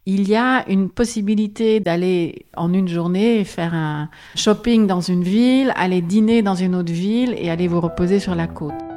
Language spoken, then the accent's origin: French; Antwerp, Flanders, Belgium; French is a second language; moved away as an adult; now in Paris, France; je suis originaire de la Flandre occidentale, qui est une des provinces que compte la Flandre belge, mais j'ai passé toute ma scolarité à Anvers